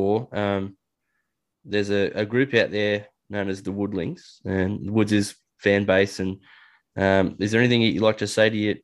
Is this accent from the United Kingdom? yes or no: no; Australia